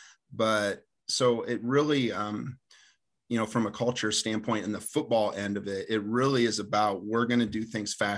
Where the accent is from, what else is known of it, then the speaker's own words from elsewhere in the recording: Delphos, Ohio, United States; moved away as an adult; also born or lived in Hillsdale, Michigan / Indianapolis, Indiana; I'm originally from Delphus, Ohio, played at Delphus St. John's